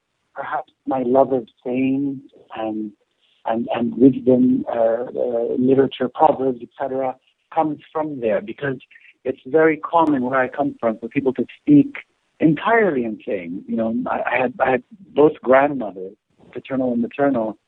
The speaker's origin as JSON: {"language": "English", "country": "Egypt", "moved": "as an adult", "lives_now": "United States", "said": "I came from Egypt. It was 2 weeks after arriving from Egypt to the United States, 8 years ago now"}